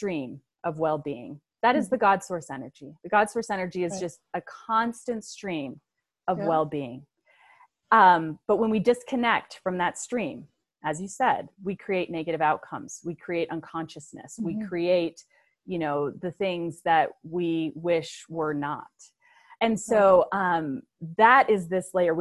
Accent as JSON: {"language": "English", "town": "Aurora", "region": "Colorado", "country": "United States", "tie": "born or raised there", "said": "I grew up in suburbia in Aurora, Colorado with great parents"}